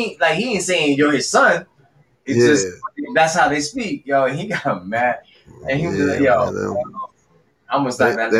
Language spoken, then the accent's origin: English; United States; moved away as an adult; also born or lived in New Jersey / New York / Connecticut; When I moved down here from Connecticut and shit, right? So, you know, I grew up in Jersey and New York and shit. I was in Connecticut for a little bit. I moved down here.